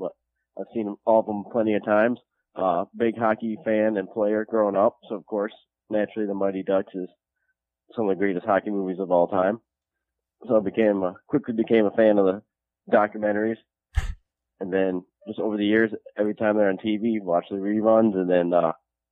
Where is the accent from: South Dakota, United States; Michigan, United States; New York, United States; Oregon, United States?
Michigan, United States; Midland; Originally from Midland, Michigan.